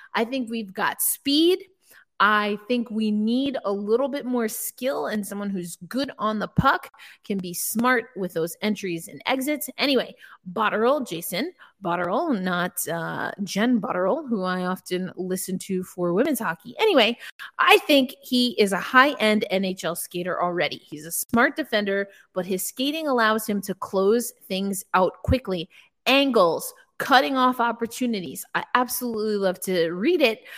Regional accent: New York, United States; I'm from New York

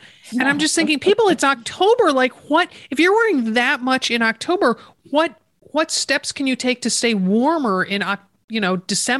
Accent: Connecticut, United States; moved away; that's what they did when I was growing up in Connecticut.

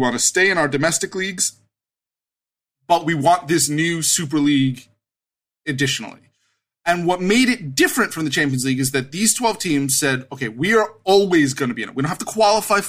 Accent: United States; I'm an American and because I grew up with American sports

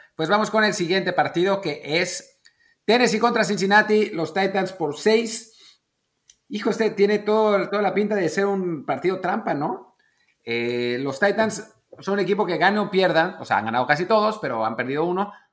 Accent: Mexico; como mexicanos, la suerte de que el papá es mexicano

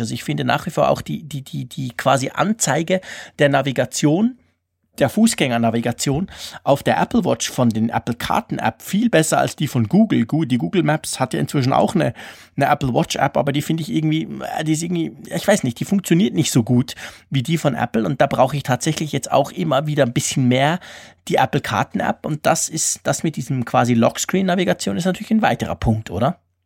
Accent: Switzerland; bei uns in der Schweiz

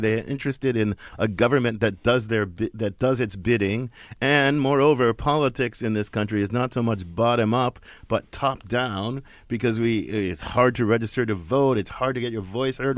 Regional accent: Midwest, United States; son of the Midwest

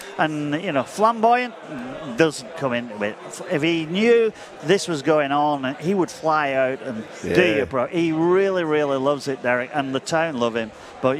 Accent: Leigh, North West England, United Kingdom; It was my 25th Challenge Cup final, and it's my hometown club.

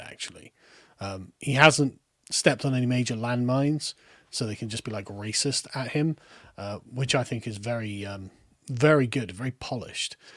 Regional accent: United Kingdom; accent: lower middle class accent; I, as a British person

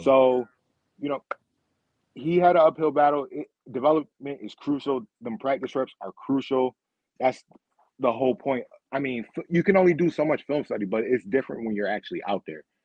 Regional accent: Rochester, New York, United States; I am from Rochester, New York. I'm in Rochester, New York

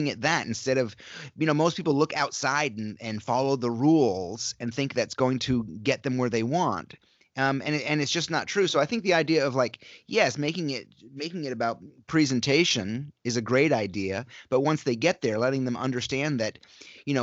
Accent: upstate New York, United States; moved away as an adult; I grew up in upstate New York, all the way in the northeast corner of New York State, just south of Montreal and just west of Burlington, Vermont.

